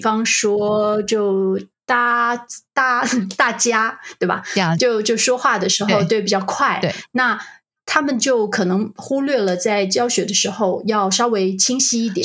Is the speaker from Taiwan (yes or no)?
yes; Taiwan; moved away; 那台湾我们会怎么说